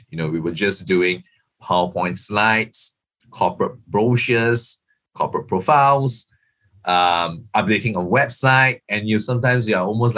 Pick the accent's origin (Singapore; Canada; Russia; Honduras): Singapore; I'm not from Bangkok. I'm not based in Bangkok. I'm actually Singaporean.